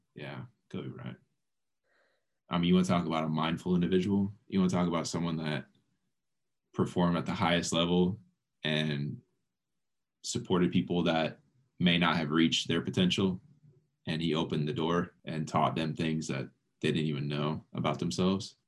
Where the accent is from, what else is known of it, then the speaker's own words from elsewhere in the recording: South Florida, United States; I'm from South Florida